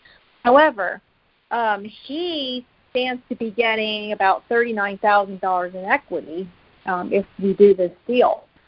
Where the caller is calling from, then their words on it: Pennsylvania, United States; Mm-hmm. Can you hear me? I'm from Pennsylvania.